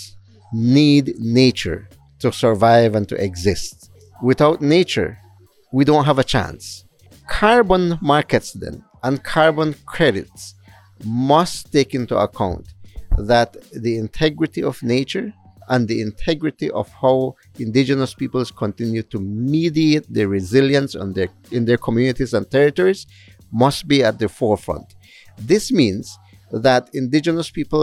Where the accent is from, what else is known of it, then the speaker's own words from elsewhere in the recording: Southern Belize, Belize; I am Maya Ekchi from Southern Belize